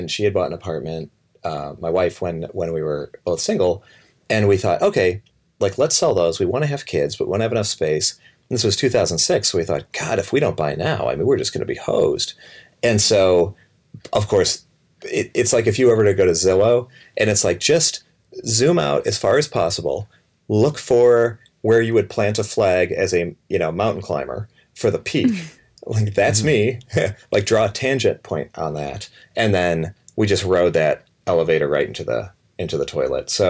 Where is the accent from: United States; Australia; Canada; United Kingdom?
United States; Illinois; also born or lived in Boston / New York / Seattle; now in San Francisco Bay Area, United States; I'm from I'm from Illinois, and you know, I mean, Illinois, it's like, yeah, it's mm. like the the cold ass winter and the the hot muggy summer, and the the state bird is the mosquito.